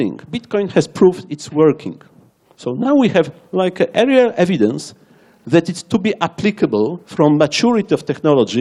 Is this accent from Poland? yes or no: yes; Warsaw, Masovian Voivodeship, Poland; English is a second language; I am from Warsaw, Poland.